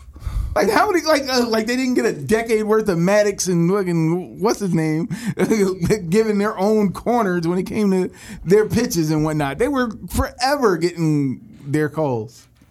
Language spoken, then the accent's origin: English; Philadelphia, Pennsylvania, United States; we're from Philly.